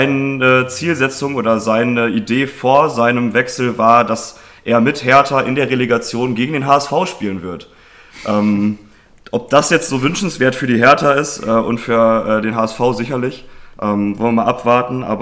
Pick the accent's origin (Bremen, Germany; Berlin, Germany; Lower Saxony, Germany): Bremen, Germany; auch da kann ich als Bremer wieder ein bisschen auch eigenen Input liefern